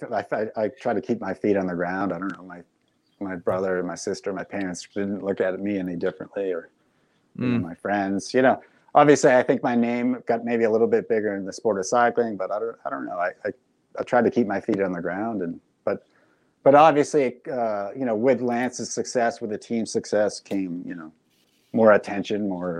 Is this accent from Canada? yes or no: no; Massachusetts, United States; I was living back in my home state of Massachusetts